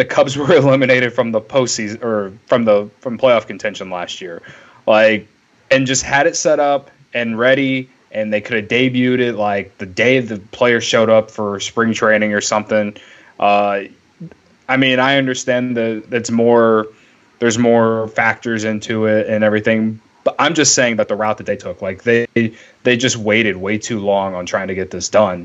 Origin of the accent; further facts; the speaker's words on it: Illinois, United States; we're from Illinois